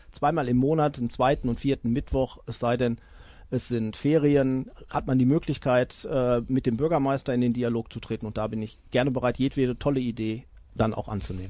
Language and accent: German; Iserlohn, North Rhine-Westphalia, Germany; in meinem Heimatdorf Österreich